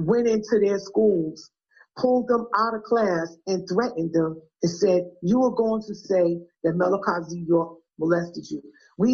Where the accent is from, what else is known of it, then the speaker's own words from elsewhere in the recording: New York City, New York, United States; also born or lived in Georgia; I'm from Brooklyn